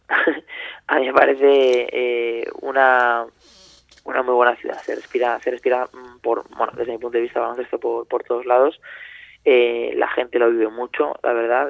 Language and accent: Spanish; Valencia, Valencian Community, Spain; now in Zaragoza, Spain; soy de Valencia